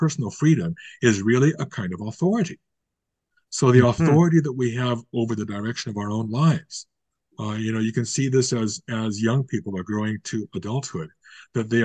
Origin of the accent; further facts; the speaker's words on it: United States; moved away as an adult; now in Canada; I was born and raised in the United States